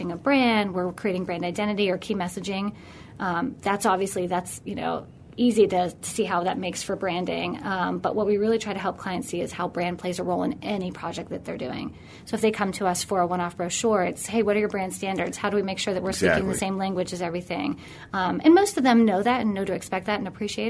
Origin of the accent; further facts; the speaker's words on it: Pittsburgh, Pennsylvania, United States; also born or lived in New York City; Born and raised in Pittsburgh